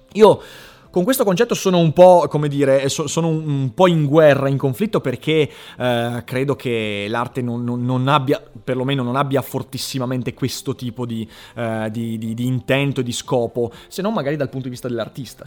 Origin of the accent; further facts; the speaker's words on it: Vicenza, Veneto, Italy; a me che sono un vicentino di 13 anni